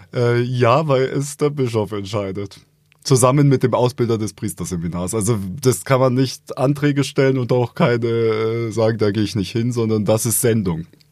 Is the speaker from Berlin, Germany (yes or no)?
no; Augsburg, Bavaria, Germany; in Augsburg, äh, was meine Geburtsstadt ist, angefangen, in die Grundschule zu gehen